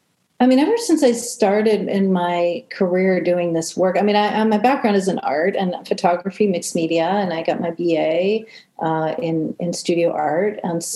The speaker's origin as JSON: {"language": "English", "town": "Cleveland", "region": "Ohio", "country": "United States", "tie": "born or raised there", "also_born_or_lived": "Washington, D.C.", "said": "I grew up in Cleveland, Ohio. Basically, I was born in DC and we moved around a lot as a kid. And but a lot of my formative years were in Cleveland, Ohio, which is a huge music town."}